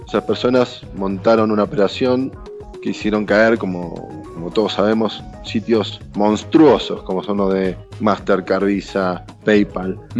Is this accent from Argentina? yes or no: yes; Argentina; soy argentino